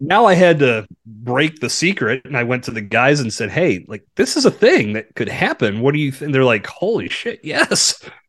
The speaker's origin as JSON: {"language": "English", "town": "Bradford", "region": "Pennsylvania", "country": "United States", "tie": "born or raised there", "said": "growing up in Bradford"}